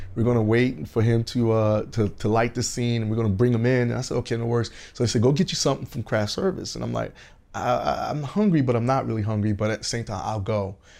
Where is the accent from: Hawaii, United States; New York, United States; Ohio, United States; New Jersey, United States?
New York, United States; New York City; also born or lived in Augusta, Georgia; now in Los Angeles, United States; growing up in Brooklyn